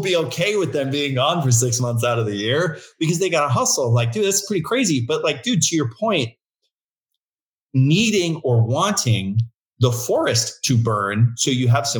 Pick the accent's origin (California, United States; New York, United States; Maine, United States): California, United States; Agoura Hills; also born or lived in Santa Barbara; we grew up in Agoura Hills, right on PCH.